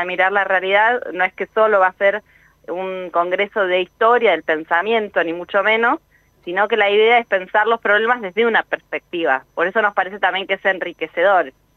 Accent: Argentina; como argentinos y argentinas

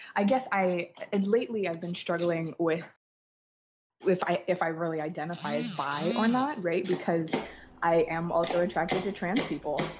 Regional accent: Hawaii, United States; born and raised in Hawaii

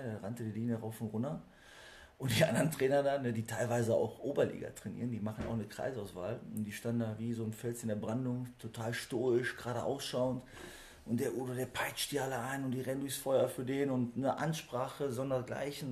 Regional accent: area of Malgrat de Mar, Catalonia, Spain; moved away; das liegt für mich auch natürlich relativ nah aufgrund der Herkunft. Also ich bin aus der Ecke.

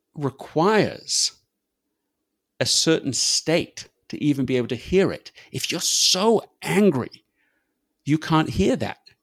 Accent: England, United Kingdom; accent: English; moved away as an adult; now in United States; my English accent

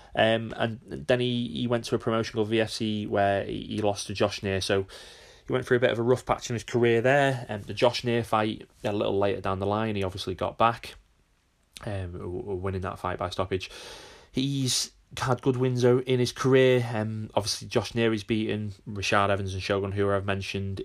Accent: United Kingdom; being a Brit myself

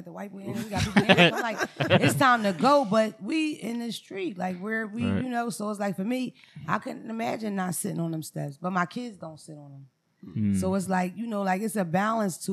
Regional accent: Philadelphia, Pennsylvania, United States; I'm from Philadelphia originally

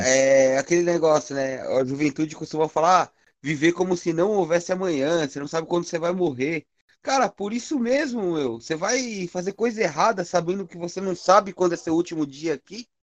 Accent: São Paulo, Brazil; sou da zona, sou do Sapopemba

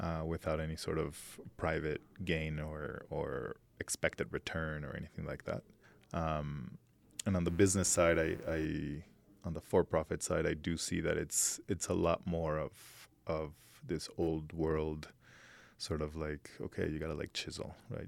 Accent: Mexico City, Mexico; moved away as an adult; also born or lived in New York; I was born here in Mexico City, lived in New York for almost a decade

